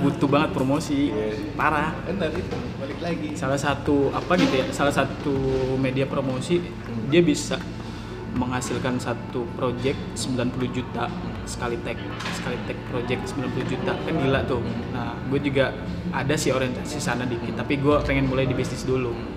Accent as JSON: {"language": "Indonesian", "region": "Jambi", "country": "Indonesia", "moved": "yes", "said": "asal gue dari Jambi"}